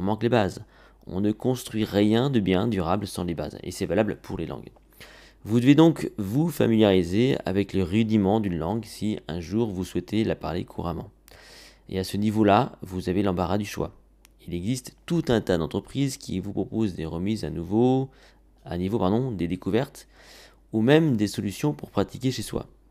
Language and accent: French; France; chez nous en France